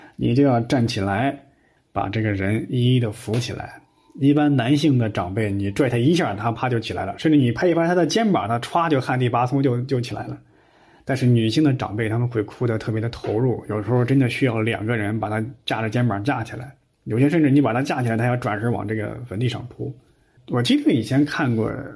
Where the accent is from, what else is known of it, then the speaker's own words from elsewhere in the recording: Henan, China; 我们河南老家呀，还有那个土葬的习惯